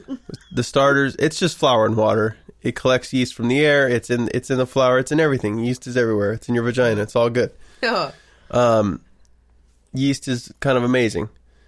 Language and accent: English; United States; I'm American.